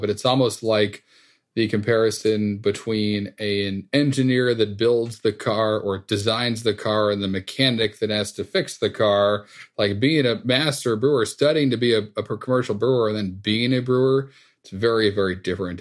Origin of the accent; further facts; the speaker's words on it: Northeast, United States; growing up in the Northeast